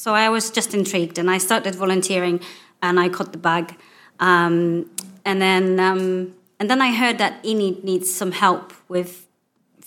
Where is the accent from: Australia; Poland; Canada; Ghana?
Poland; English is a second language; moved away as an adult; now in Newbury, United Kingdom; I'm originally from Poland